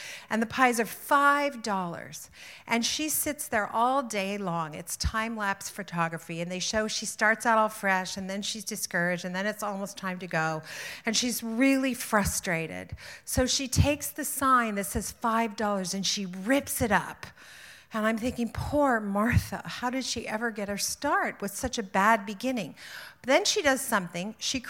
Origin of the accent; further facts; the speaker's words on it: Ontario, Canada; I am from the Niagara region. And so I'm not, you know, it's not like we have great necks in Niagara.